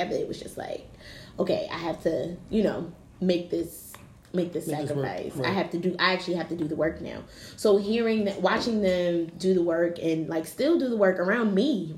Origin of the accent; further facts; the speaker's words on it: Philadelphia, Pennsylvania, United States; I grew up in West Philly